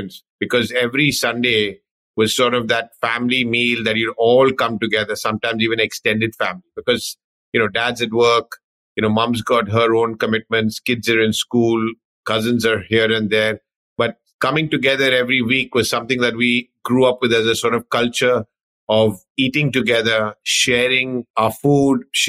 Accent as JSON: {"language": "English", "region": "London", "country": "United Kingdom", "tie": "born or raised there", "said": "I was sort of born and brought up in London, UK"}